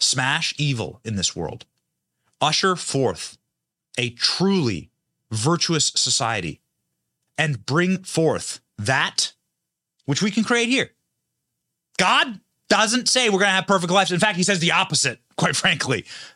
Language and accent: English; Iowa, United States; I'm from Iowa